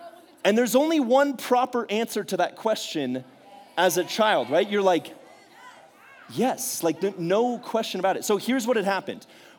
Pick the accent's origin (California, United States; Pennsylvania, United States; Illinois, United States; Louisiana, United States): California, United States; also born or lived in Bay Area; But I'm not from San Diego originally. I kind of bounced all around California. I was born up in the Bay Area, and so I'm a massive San Francisco Giants fan.